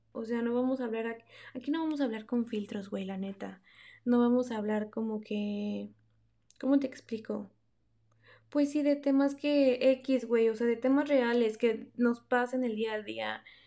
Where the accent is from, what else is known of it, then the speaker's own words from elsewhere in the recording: Mexico; moved away; Soy una mexicana atrapada en el cabacho, que ya casi no habla español con nadie porque pues estoy en la mera, en la mera punta del diablo.